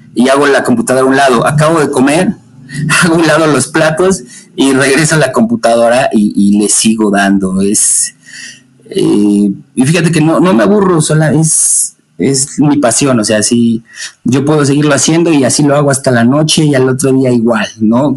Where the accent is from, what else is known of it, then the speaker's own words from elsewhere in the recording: Puebla, Mexico; now in Atlixco, Mexico; yo soy de, México, Puebla